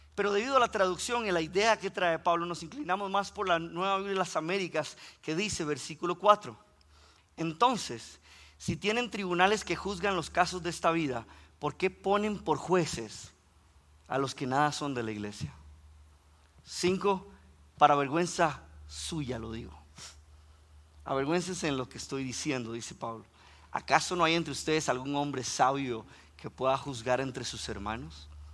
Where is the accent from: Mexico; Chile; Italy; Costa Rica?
Costa Rica; si escuchan que pronuncio la R un poquito extraña, es que soy de Costa Rica